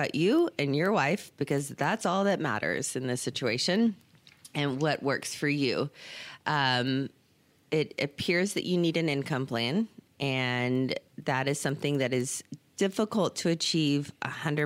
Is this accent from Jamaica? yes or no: no; Beeville, Texas, United States; born or raised there; also born or lived in Victoria, Texas